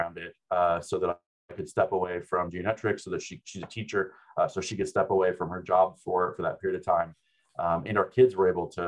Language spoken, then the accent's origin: English; United States; also born or lived in New Zealand; being an American